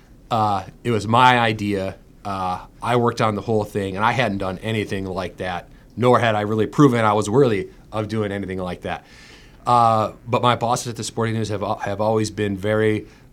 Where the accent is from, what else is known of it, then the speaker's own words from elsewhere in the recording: Clawson, Michigan, United States; moved away as an adult; now in St. Louis, United States; I'm from Clawson, Michigan, which is in Oakland County, in between Royal Oak and Troy.